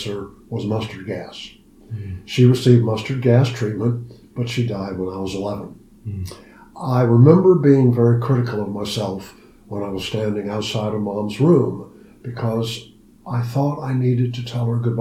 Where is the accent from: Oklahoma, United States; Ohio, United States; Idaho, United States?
Ohio, United States; I was born and raised in Ohio